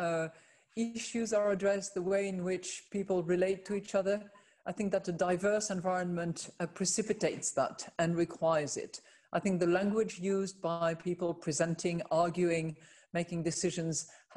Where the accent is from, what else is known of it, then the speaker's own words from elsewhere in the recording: France; based out of my home country, which is France